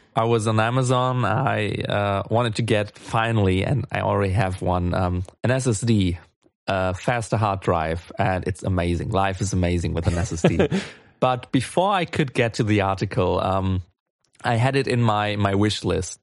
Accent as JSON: {"language": "English", "country": "Germany", "said": "I'm from Germany"}